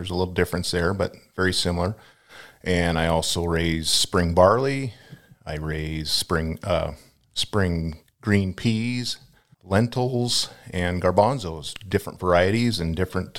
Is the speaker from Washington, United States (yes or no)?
yes; Lynden, Washington, United States; now in Palouse, United States; I grew up in the Linden.